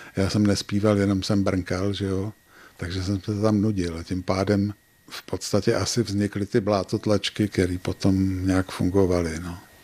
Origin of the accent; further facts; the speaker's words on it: Prague, Czechia; moved away as an adult; now in České Budějovice, Czechia; Já jsem vyrůstal v Praze v Kobylisích